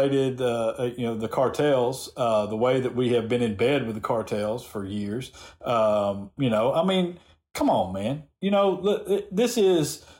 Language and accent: English; the South, United States; accent: Southern; my Southern accent